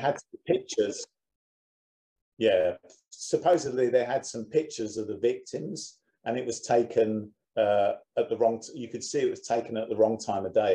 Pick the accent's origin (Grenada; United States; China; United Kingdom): United Kingdom; being a Brit